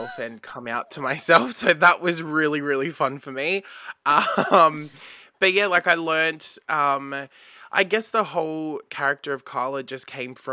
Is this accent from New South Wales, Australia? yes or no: yes; Bankstown, New South Wales, Australia; growing up in Bankstown